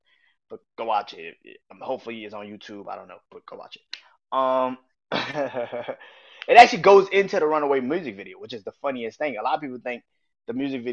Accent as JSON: {"language": "English", "town": "New Orleans", "region": "Louisiana", "country": "United States", "said": "I'm from New Orleans"}